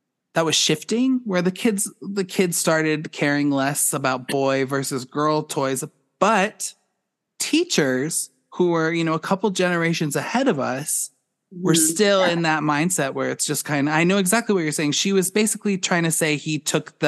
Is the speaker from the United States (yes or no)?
yes; Boulder, Colorado, United States; I grew up in Boulder